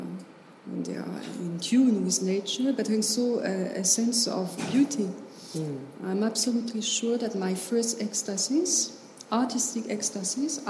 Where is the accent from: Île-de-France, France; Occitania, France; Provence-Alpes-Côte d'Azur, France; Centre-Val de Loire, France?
Centre-Val de Loire, France; accent: French; first language French; English is a second language; I grew up in the Loire Valley.